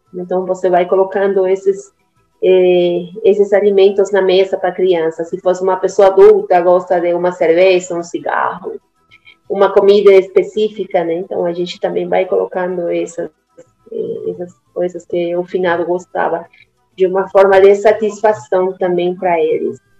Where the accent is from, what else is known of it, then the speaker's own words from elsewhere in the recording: Cochabamba, Bolivia; Portuguese is a second language; moved away; eu sou boliviana, é exatamente de Cochabamba. É, minha, mamá, minha mãe é de Cochabamba e meu pai é argentino, mas eu vivi toda a minha vida lá na Bolívia.